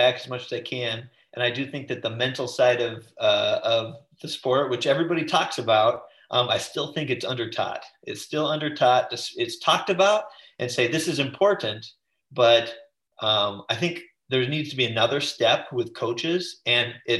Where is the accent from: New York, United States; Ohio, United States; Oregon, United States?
Oregon, United States; I grew up in Oregon, the middle division